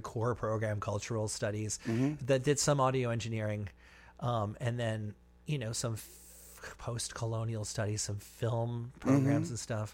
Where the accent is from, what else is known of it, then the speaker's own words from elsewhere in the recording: New York City, New York, United States; I grew up in Manhattan